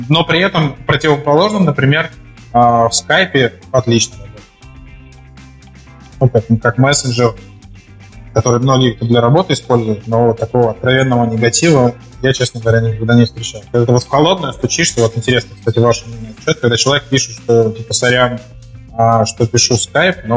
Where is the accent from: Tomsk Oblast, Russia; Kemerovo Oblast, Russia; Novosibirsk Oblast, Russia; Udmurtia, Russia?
Novosibirsk Oblast, Russia; Novosibirsk; moved away; Ну да, я, я, нет, я из Новосибирска как бы, приехал.